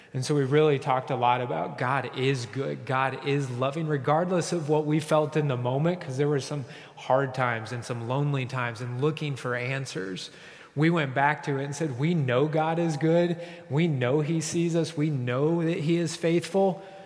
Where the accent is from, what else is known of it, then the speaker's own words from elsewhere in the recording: Kansas, United States; I said, Kansas